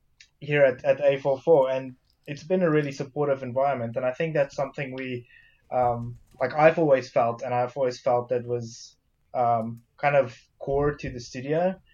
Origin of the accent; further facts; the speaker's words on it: South Africa; also born or lived in Belgium; I'd say when I was really young, again, just like Derek, growing up in South Africa, my family's religious. Moving to Belgium, living in kind of Catholic countries, so I suppose I had somewhat of a religious upbringing